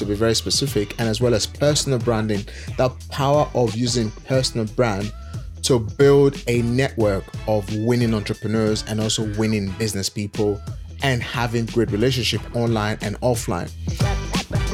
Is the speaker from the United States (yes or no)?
no; Edo, Nigeria; moved away; We are from Nigeria, both of us from the same state way back home in Nigeria, Edo State to be very precise.